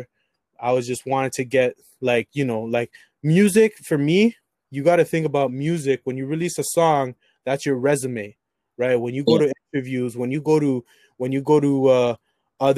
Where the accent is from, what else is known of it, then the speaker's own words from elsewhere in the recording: Toronto, Ontario, Canada; I was born in Toronto